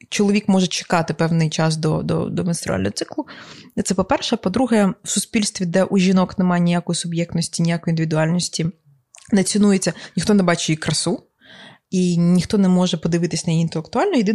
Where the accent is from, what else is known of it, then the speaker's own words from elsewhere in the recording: Ukraine; Я народилася в Україні